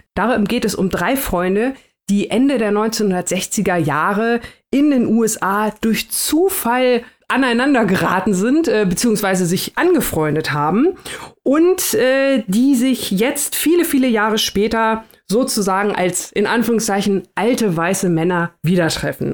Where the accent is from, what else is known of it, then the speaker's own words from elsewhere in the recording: Germany; wir als ähm, Deutsche